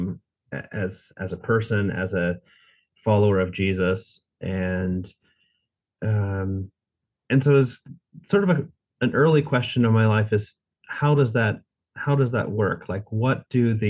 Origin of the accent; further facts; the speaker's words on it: United States; moved away as an adult; now in Munich, Germany; I've lived here for almost 20 years, but I grew up in the States